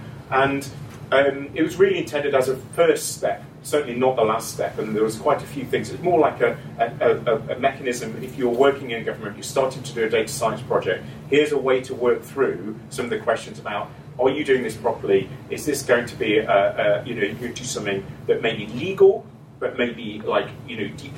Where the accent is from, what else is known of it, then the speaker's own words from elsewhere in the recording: Scotland, United Kingdom; So, I'm from Scotland.